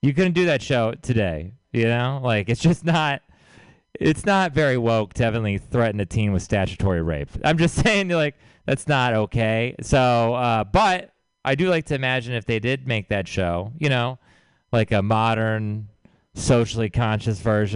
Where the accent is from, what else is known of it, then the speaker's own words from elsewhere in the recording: Texas, United States; moved away; I'm from Texas